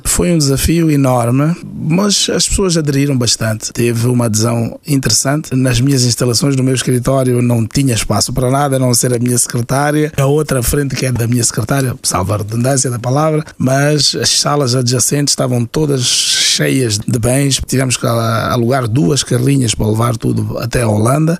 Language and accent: Portuguese; Mozambique; also born or lived in Portugal; now in Luxembourg; Eu vim de Moçambique e lembro-me, em é Moçambique, nos anos 80, quando não tínhamos açúcar, íamos tocar à porta do vizinho.